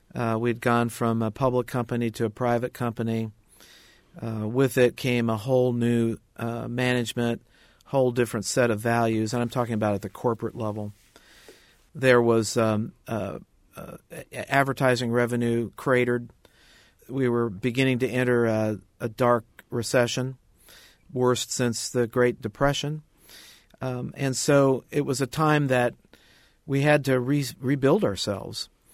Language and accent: English; Indianapolis, Indiana, United States; I went to work for a weekly newspaper in my hometown of Indianapolis